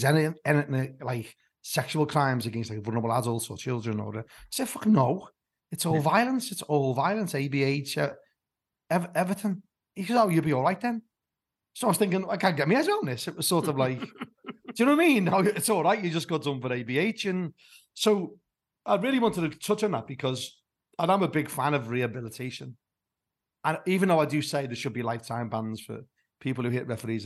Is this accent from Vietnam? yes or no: no; Liverpool, North West England, United Kingdom; moved away as an adult; now in Somerset, United Kingdom; I was born and bred in Anfield. But I live in Somerset. I've been down here for 33 years. I've been down here longer than I was in Liverpool, actually, because I moved away when I was 24.